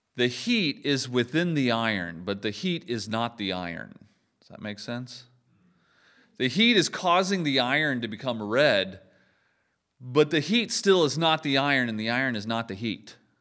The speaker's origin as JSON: {"language": "English", "country": "United States", "said": "I'm American"}